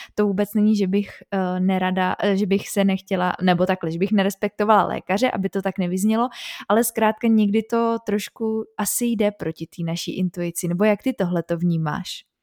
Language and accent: Czech; Czechia; u nás v Čechách, asi jak jsme tady dlouho měli komunismus